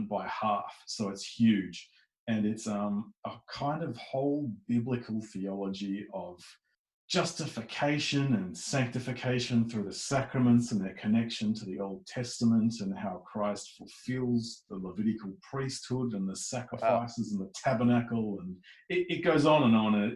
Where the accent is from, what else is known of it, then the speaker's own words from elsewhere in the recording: Melbourne, Victoria, Australia; moved away as an adult; now in Adelaide, Australia; I'm from Melbourne though, and I was born and bred there.